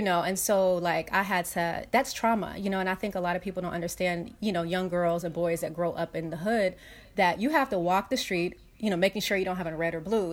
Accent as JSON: {"language": "English", "town": "Los Angeles", "region": "California", "country": "United States", "tie": "born or raised there", "said": "I grew up in South Central Los Angeles"}